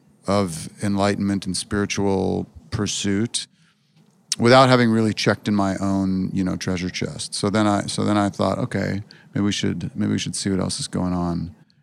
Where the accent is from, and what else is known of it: Berkeley, California, United States; born or raised there